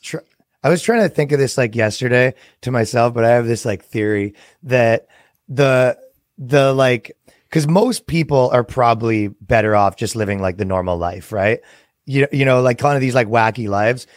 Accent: Canada; now in United States; I come from Canada

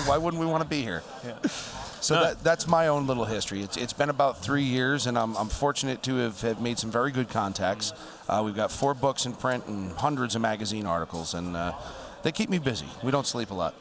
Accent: United States; as an American

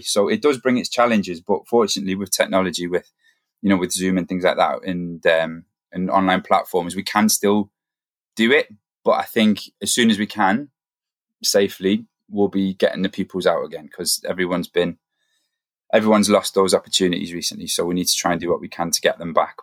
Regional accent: the Northeast, North East England, United Kingdom; moved away as an adult; now in Manchester, United Kingdom; I'm from the Northeast originally

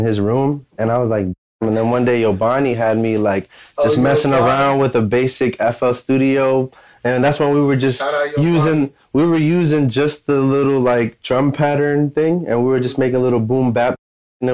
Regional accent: Hyattsville, Maryland, United States; also born or lived in Washington, D.C.; I'm from Hinesville, Maryland. I was born in D.C.

